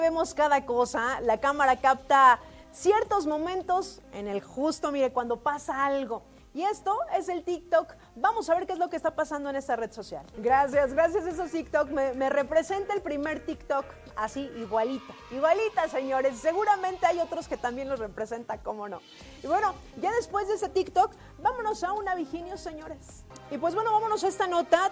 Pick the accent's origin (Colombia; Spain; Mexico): Mexico; Así somos los mexicanos